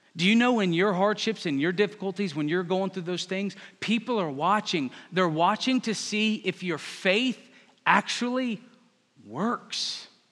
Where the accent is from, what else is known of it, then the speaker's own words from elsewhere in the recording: Northern Virginia, United States; moved away as an adult; I'm from Northern Virginia